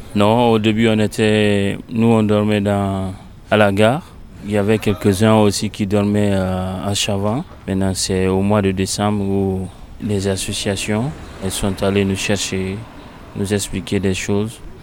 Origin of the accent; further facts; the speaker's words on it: Guinea; now in Grenoble, France; je viens de la Guinée-Conakry